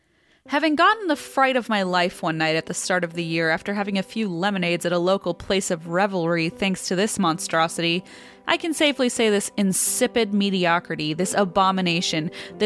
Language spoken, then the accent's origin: English; Scotland, United Kingdom; I'm from Scotland, and in a town called Elgin near my home, there is the most interesting sculpture ever made